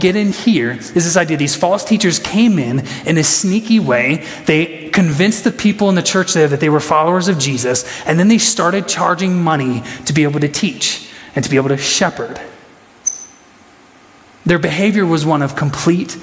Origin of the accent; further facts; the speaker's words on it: Huron, South Dakota, United States; I was from Huron.